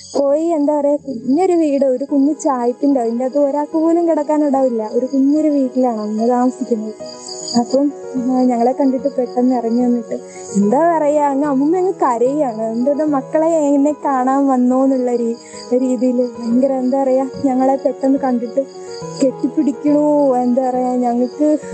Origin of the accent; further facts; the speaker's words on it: Chengannur, Kerala, India; ഞാൻ ആലപ്പുഴ ജില്ലയിലെ ചെങ്ങന്നൂർ നിന്ന് വരുന്നു